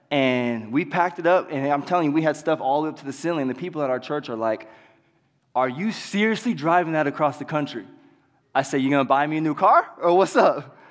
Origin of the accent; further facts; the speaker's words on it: Pismo Beach, California, United States; now in Yuba City, United States; I actually grew up in Pismo Beach, California